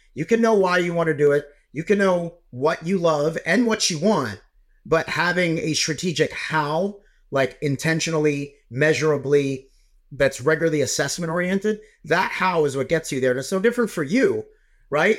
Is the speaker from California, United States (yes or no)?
no; New York, United States; I'm a New Yorker, so I wa, like, I, I was in Long Island at the time